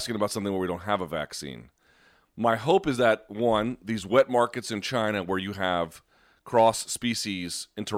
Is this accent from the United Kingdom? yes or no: no; Australia; In my home country, the biggest sport by attendance and interest is Australian rules football